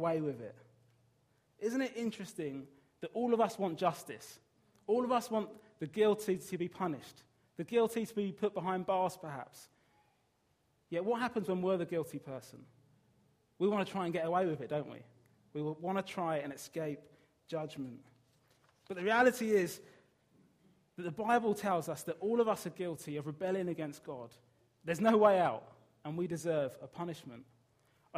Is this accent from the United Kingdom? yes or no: yes; Brighton, South East England, United Kingdom; moved away; I'm from Brighton